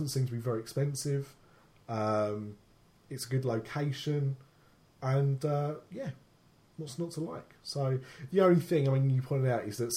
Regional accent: United Kingdom; as a Brit

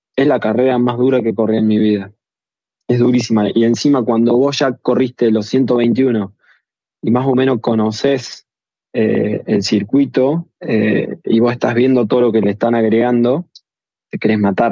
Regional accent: Argentina; also born or lived in Dolores; yo soy del Llano, ahora estoy acá en Dolores en este momento

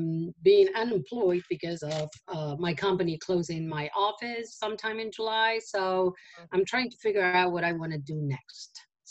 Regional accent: Argentina; now in New York, United States; I am originally from Argentina, but I moved to the States actually a few days ago. It was my 32nd anniversary living in New York and the US. I've always lived in New York while being here in the USA.

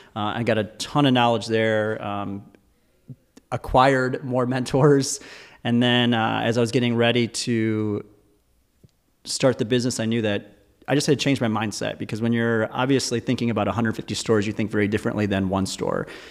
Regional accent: Michigan, United States; I was born and raised in Michigan

